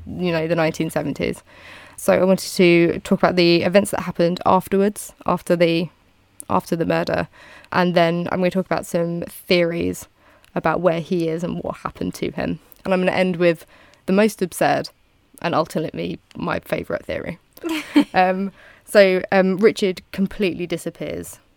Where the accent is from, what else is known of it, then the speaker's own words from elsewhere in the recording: United Kingdom; I'm British.